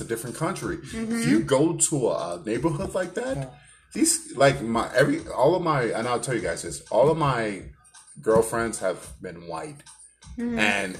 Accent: Chicago, Illinois, United States; I was born and raised in the South Side of Chicago.

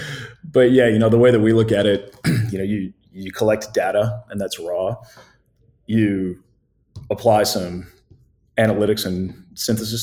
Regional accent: the Midwest outside Chicago, Illinois, United States; I was born in the Midwest outside Chicago.

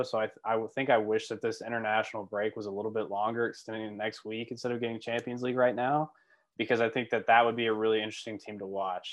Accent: United States; I'm American

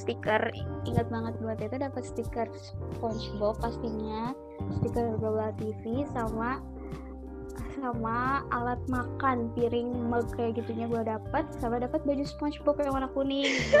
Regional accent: Bandung, West Java, Indonesia; gue orang Bandung

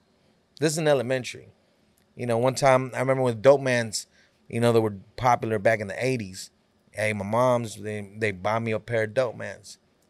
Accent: California, United States; You know, when I grew up in Cali, you know, to me, I would always see, all I seen was, you know, gangs

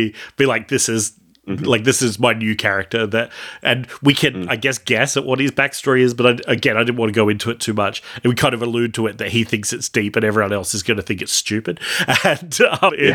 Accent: Australia; we're Australian

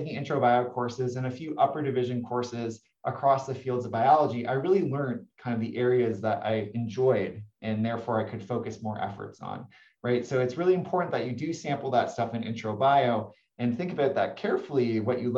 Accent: Toronto, Ontario, Canada; moved away as an adult; now in Santa Barbara, United States; my hometown is Toronto, Ontario, Canada

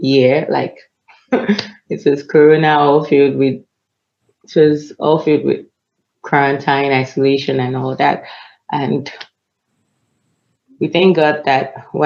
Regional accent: Nigeria

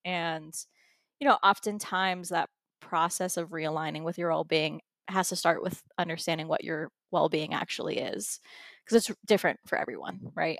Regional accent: United States; I was born here in the United States

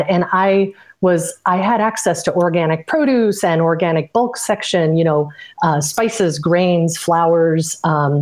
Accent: Illinois, United States; I grew up in Illinois in the Midwest, and I attended all public school there

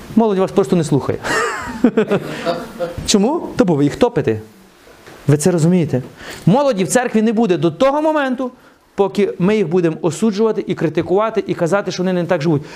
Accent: the West, Western Ukraine, Ukraine; moved away; Я ж виріс на Заході.

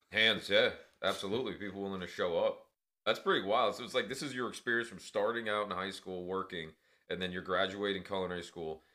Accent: New York City, New York, United States; living in New York where I grew up in Queens, you know, Flushing represent.

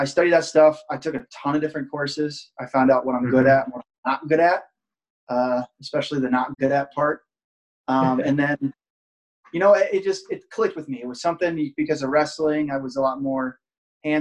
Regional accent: Jamaica, Iowa, United States; now in Buffalo, United States; I'm originally from a small town close to Perry, Iowa, called Jamaica

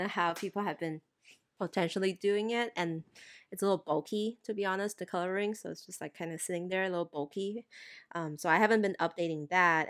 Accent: Thailand; moved away; growing up in Thailand

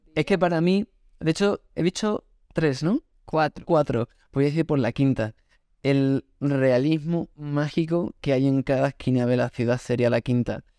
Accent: Extremadura, Spain; Yo soy de Extremadura

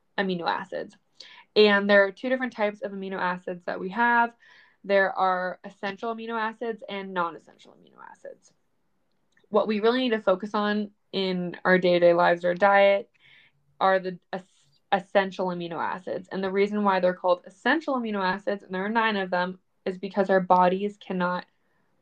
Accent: Medfield, Massachusetts, United States; In the town I grew up in Massachusetts, it's called Medfield

